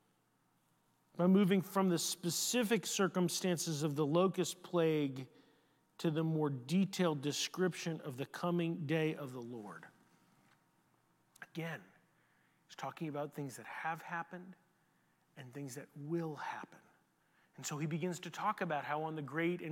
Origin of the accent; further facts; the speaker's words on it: Houston, Texas, United States; now in San Antonio, United States; I grew up in Houston, where we know what cockroaches look like.